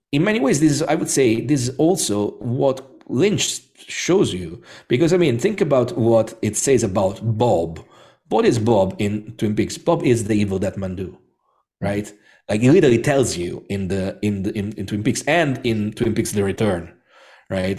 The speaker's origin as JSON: {"language": "English", "town": "Rome", "region": "Lazio", "country": "Italy", "tie": "born or raised there", "said": "I'm Italian, so I was born and bred in Rome."}